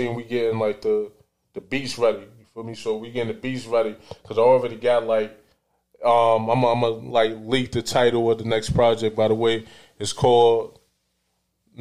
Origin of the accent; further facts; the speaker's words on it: New York City, New York, United States; also born or lived in Newport News, Virginia; I was born in Virginia, Bad News, Virginia. Became a man in Bed-Stuy, Brooklyn.